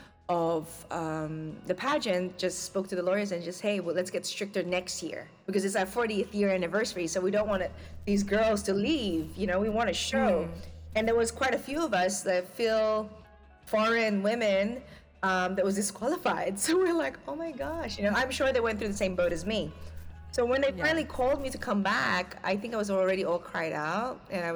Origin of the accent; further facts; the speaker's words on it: Australia; moved away as an adult; now in Philippines; growing up in Australia